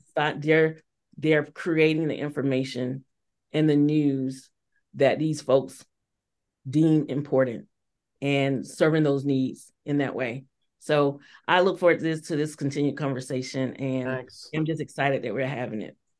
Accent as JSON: {"language": "English", "region": "Georgia", "country": "United States", "moved": "as an adult", "said": "when I got back to my home state of Georgia in 2016"}